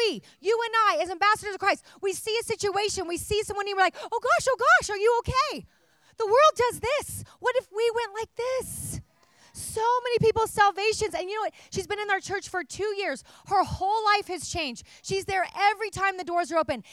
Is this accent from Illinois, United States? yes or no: no; Oregon, United States; now in California, United States; I'm from Oregon originally